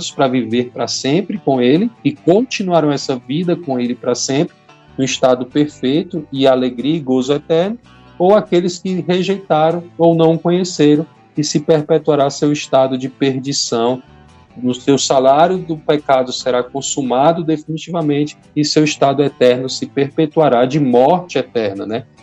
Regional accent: Ceará, Brazil; Eu ainda sou cearense.

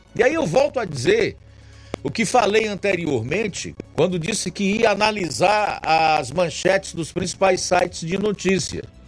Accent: Brazil; also born or lived in Sobral, Ceará; nós somos brasileiros

